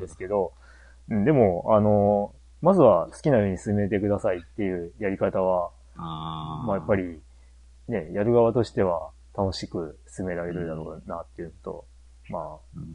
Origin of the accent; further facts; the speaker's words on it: Japan; 日本に、で生まれ育ってる